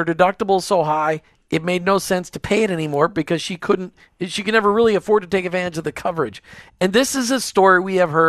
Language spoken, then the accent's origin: English; Minnesota, United States; I grew up in Minnesota